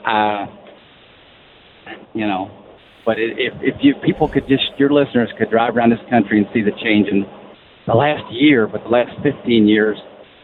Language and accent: English; Kentucky, United States; I'm from Kentucky, and I'm there